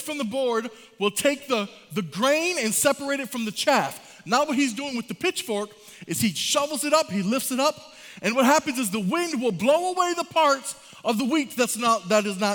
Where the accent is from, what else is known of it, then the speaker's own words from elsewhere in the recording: Michigan, United States; moved away; I'm from Michigan